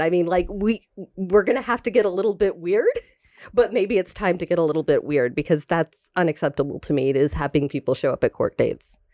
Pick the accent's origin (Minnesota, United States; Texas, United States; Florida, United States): Florida, United States; Tallahassee; moved away; I am from Tallahassee, Florida